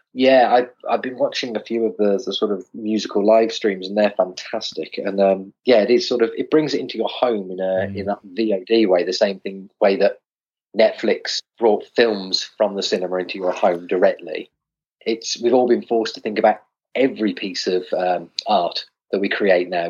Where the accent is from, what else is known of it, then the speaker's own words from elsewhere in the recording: West Midlands, United Kingdom; moved away; I'm originally from the West Midlands, not far from your neck of the woods